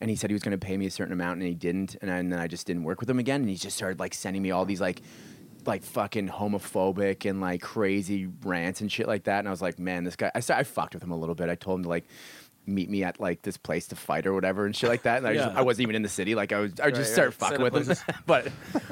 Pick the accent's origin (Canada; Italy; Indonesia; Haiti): Canada; also born or lived in Yukon; now in United States; I'm Canadian